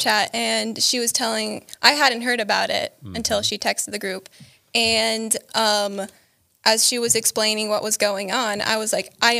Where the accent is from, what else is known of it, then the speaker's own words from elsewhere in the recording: Ukraine; moved away as an adult; also born or lived in Cleveland, Ohio; now in United States; And I was born near Cleveland, Ohio, and I was raised, actually, though, in Ukraine with my family.